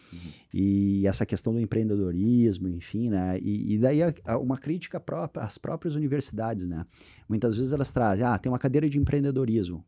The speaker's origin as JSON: {"language": "Portuguese", "town": "Porto Alegre", "region": "Rio Grande do Sul", "country": "Brazil", "tie": "born or raised there", "also_born_or_lived": "Teutônia", "moved": "yes", "lives_now": "Lajeado, Brazil", "said": "eu sou um cara que sou nascido criado em Porto Alegre"}